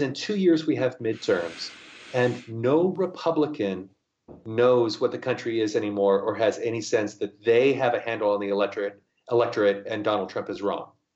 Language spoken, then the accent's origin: English; United States; now in Seattle, United States